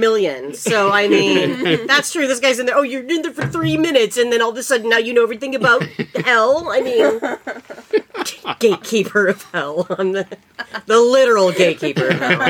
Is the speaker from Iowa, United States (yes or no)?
yes; North Scott High School, Iowa, United States; That's where we went to high school.